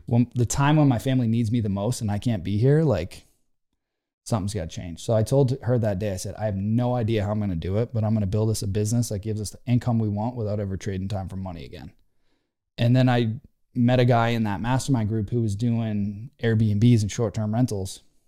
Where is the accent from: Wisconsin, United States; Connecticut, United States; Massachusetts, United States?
Massachusetts, United States; just outside of Worcester, Central; I grew up in Central Mass, just outside of Worcester.